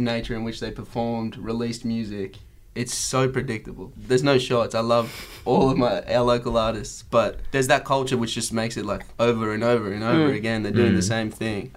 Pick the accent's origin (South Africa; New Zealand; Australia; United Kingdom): Australia; Newcastle, New South Wales; We grew up there